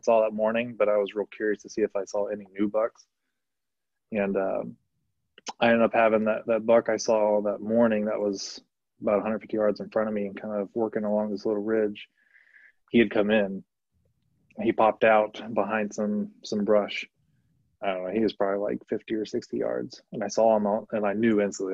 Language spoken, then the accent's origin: English; Ohio, United States; I'm from Ohio